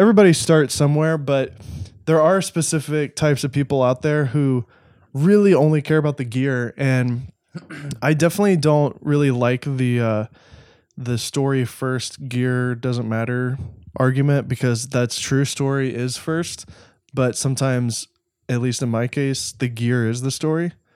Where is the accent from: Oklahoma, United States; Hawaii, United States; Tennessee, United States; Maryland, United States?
Tennessee, United States; Nashville; also born or lived in Los Angeles; I grew up in Nashville. I was only two when we moved.